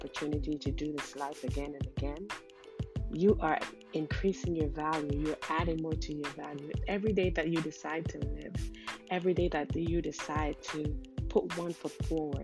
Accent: Jamaica; I was born in Jamaica

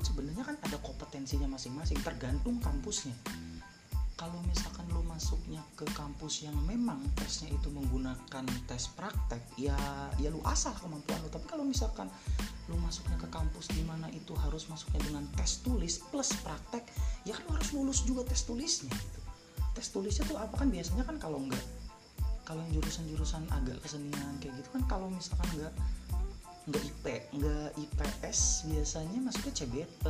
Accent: Cirebon, West Java, Indonesia

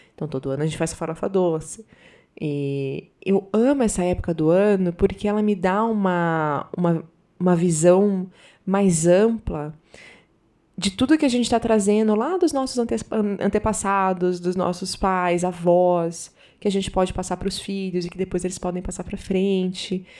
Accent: Northeast Region, Brazil; moved away; also born or lived in Southern Brazil / Paraná; Eu sou nordestina, morei muito tempo no sul

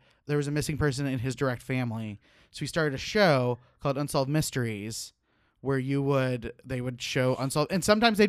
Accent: Tulsa, Oklahoma, United States; I'm from Tulsa, Oklahoma. I was not born there.

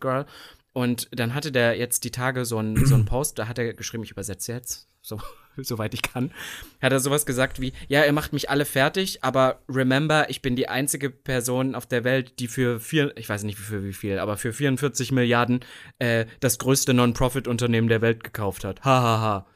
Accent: East Germany, Germany; als ich damals groß geworden bin im Osten

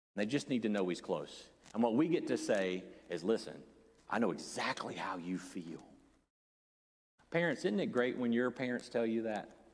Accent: the Bible Belt, United States; Many of us growing up in the Bible Belt

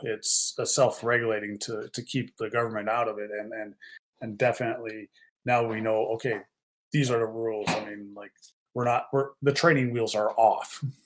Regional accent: Canada

